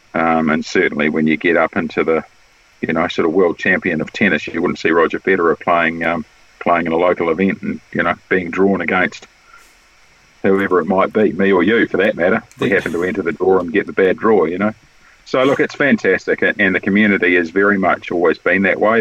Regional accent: Wellington, New Zealand; Wellington, which is my hometown

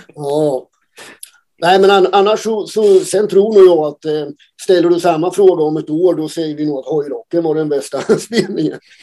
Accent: Oskarshamn, Kalmar County, Sweden; Vi kommer från Oskarshamn

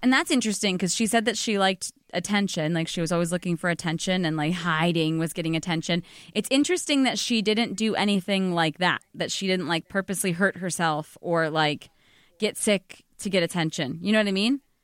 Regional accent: Arizona, United States; moved away as an adult; also born or lived in Illinois; now in New York, United States; I grew up in the suburbs of Illinois, and then I grew up in Arizona

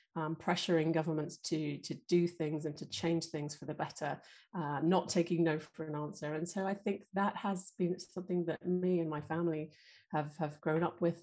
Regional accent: London, United Kingdom; growing up in North London

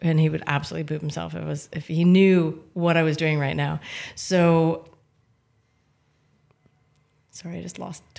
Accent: Lachute, Quebec, Canada; moved away as an adult; also born or lived in Japan; now in Speyside, United Kingdom; my hometown, which is La Chute, Quebec in Canada.

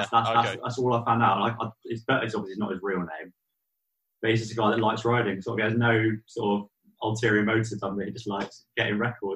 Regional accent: New Forest, South East England, United Kingdom; also born or lived in New Milton; now in Littlehampton, United Kingdom; So actually, I'm from the New Forest.

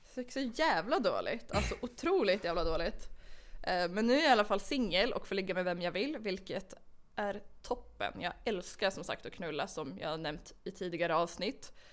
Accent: Umeå, Västerbotten County, Sweden; moved away as an adult; jag flyttade tillbaka till Umeå som är min hemstad

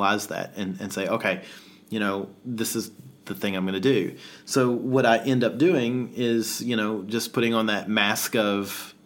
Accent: the South, United States; now in Australia; being a Southerner in amidst Australians

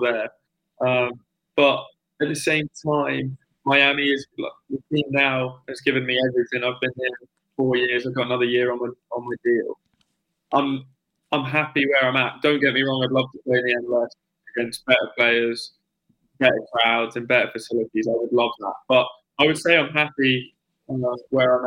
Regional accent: England, United Kingdom; moved away as an adult; now in United States; being an English player and playing professional

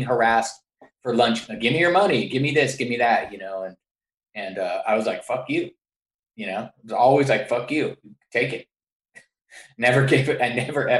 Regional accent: San Francisco, California, United States; growing up in San Francisco, I went to public school

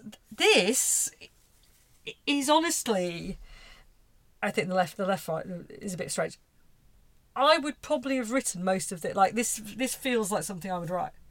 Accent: England, United Kingdom; obviously I'm English, uh, well British

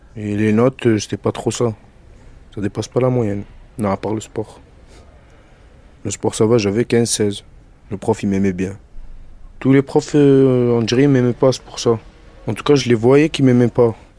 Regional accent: Marseille, Provence-Alpes-Côte d'Azur, France; also born or lived in Algeria; je viens de Marseille et j'ai grandi là-bas. J'ai grandi dans le centre-ville de Marseille

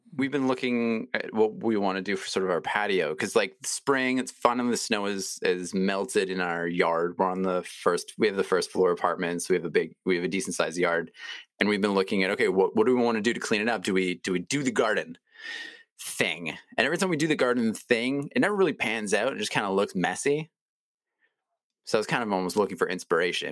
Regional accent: Toronto, Ontario, Canada; I grew up in Toronto

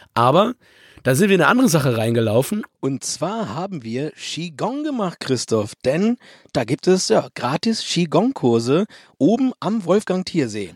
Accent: Germany; wie die meisten Leute bei uns in Deutschland

